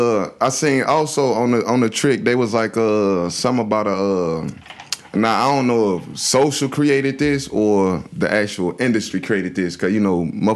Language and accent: English; Riviera Beach, Florida, United States; I'm from Palm Beach County. I'm from Revere.